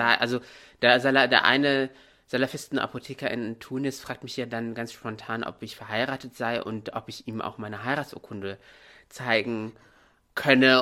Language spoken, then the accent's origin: German; Morocco; moved away as an adult; now in Germany; Ich bin hier in Deutschland geboren, teilweise aufgewachsen, ab, ab dem siebten Lebensjahr dann in Marokko